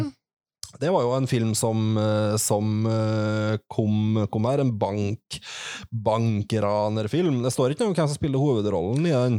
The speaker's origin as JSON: {"language": "Norwegian", "town": "Trondheim", "region": "Trøndelag", "country": "Norway", "tie": "born or raised there", "said": "alle de her plassene som vi vokste opp med i, i Trondheim"}